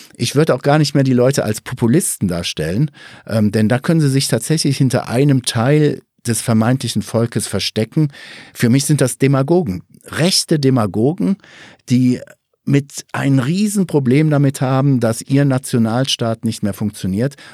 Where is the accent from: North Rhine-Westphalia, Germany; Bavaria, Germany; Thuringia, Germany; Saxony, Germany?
North Rhine-Westphalia, Germany; Ruhr area; moved away; komme ich ja auch ursprünglich aus dem Ruhrgebiet